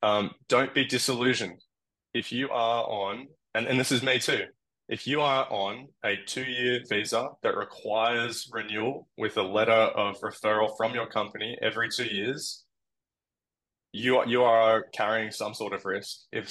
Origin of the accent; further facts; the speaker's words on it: Australia; now in United States; But yeah, land I think being Australian is pretty favorable.